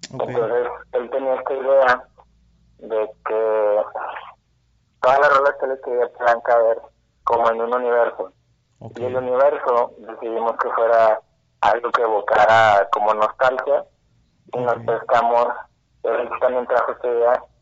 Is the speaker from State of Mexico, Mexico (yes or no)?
no; Monterrey, Nuevo León, Mexico; todos somos de, acá, de Monterrey, de diferentes municipios